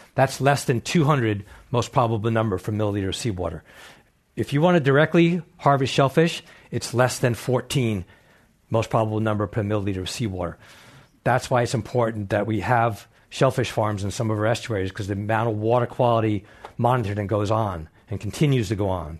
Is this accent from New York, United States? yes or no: yes; East End, Long Island, New York, United States; moved away as an adult; I grew up on the East Coast, on the East End, Long Island, New York, fishing, clamming, hunting